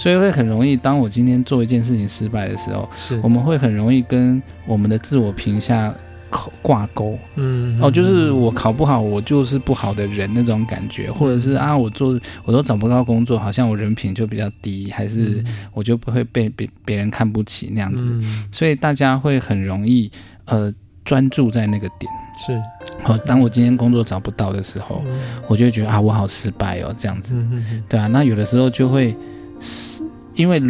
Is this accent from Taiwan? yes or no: no; China; 因为呃，我们中国人啊，就就像我刚刚说的，八字就是很现实的学问